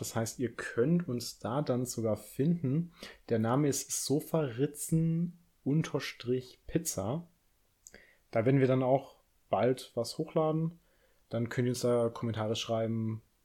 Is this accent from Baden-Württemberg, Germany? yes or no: yes; Swabia, Baden-Württemberg, Germany; accent: Swabian; ich komme ja aus dem Schwabenland. Deine Schwester hat ja auch meinen Akzent kritisiert, was in dem Fall ja eigentlich ein ja, Dialekt ist.